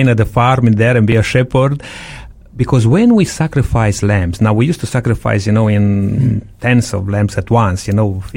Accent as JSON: {"language": "English", "region": "Transylvania", "country": "Romania", "moved": "yes", "said": "I came from Transylvania, Romania, which we raise sheep there"}